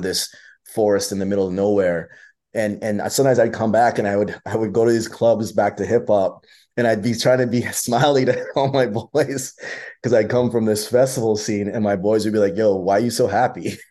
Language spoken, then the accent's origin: English; London, Ontario, Canada; for a Canadian guy growing up in London, Ontario